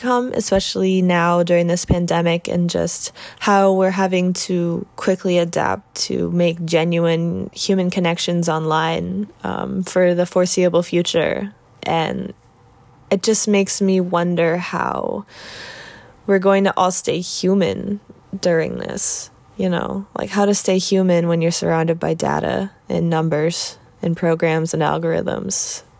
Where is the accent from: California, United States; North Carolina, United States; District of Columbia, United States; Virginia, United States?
Virginia, United States; Hampton; I'm from Hampton, Virginia